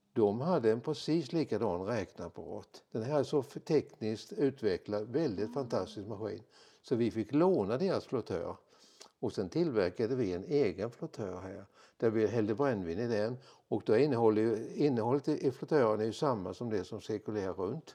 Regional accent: Vissefjärda, Kalmar County, Sweden; jag är ju född i Visefjäll, eller jag har bott i Visefjäll från min ungdom

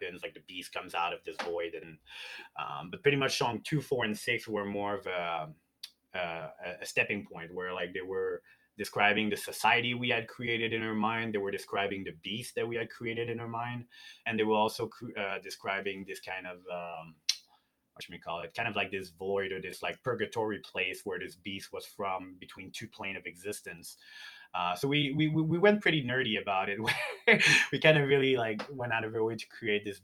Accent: Montreal, Quebec, Canada; now in Edmonton, Canada; I came from Montreal where like I had a band when I was a teenager

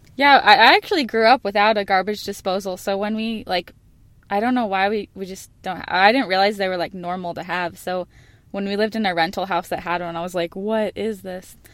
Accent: Phoenix, Arizona, United States; I'm from Phoenix

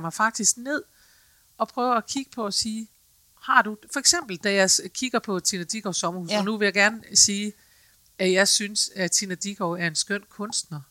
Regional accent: Aalborg, North Denmark Region, Denmark; jeg er fra Aalborg

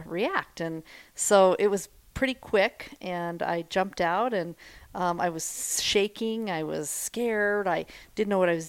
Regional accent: Wyoming, United States; now in Littleton, United States; Born and raised in Wyoming

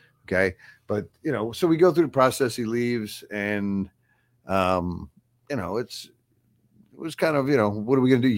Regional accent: Long Island, New York, United States; moved away; when I was growing up on Long Island, I was my father's son

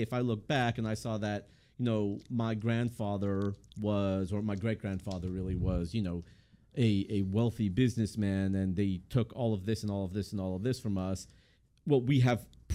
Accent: Los Angeles, California, United States; I was born in Los Angeles, 38 years old.

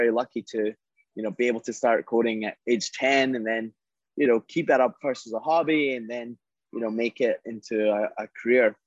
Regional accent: Scotland, United Kingdom; I grew up in Scotland.

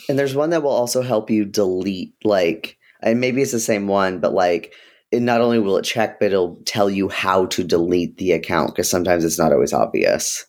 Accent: Ohio, United States; I was born in Ohio

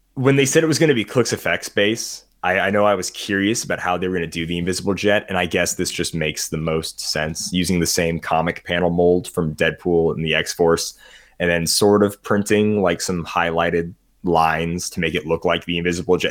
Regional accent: United States; I'm an American

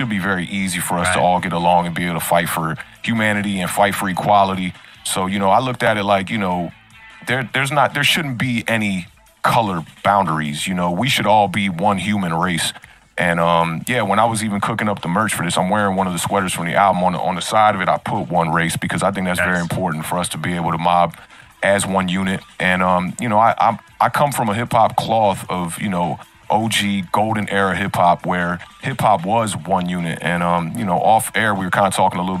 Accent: Washington, District of Columbia, United States; I'm an artist and a producer from Washington, D.C.

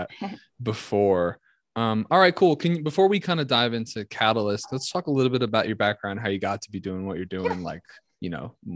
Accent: Ringwood, New Jersey, United States; moved away; I'm from New Jersey and back on the East Coast

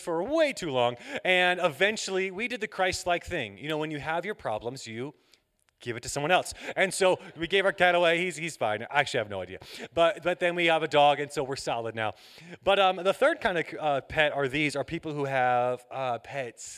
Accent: Atlanta, Georgia, United States; I'm from Atlanta, Georgia.

